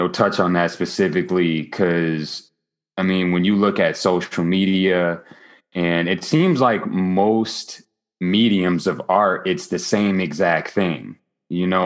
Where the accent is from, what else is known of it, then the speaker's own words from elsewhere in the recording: Grand Rapids, Michigan, United States; now in New Jersey, United States; I'm originally from Grand Rapids, Michigan, not to be confused with Detroit, Michigan or 8 Mile.